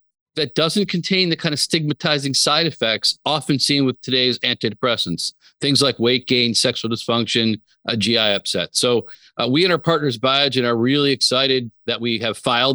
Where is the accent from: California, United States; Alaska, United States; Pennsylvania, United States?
Pennsylvania, United States; Allentown; moved away as an adult; also born or lived in Brooklyn, New York / Pittsburgh; I was born in Brooklyn, lived in the kind of Philadelphia, outside of Philadelphia area, Allentown for high school